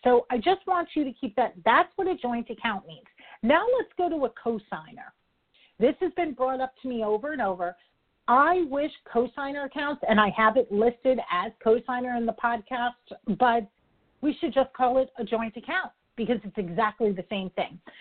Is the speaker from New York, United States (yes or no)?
yes; New York, United States; I'm a New Yorker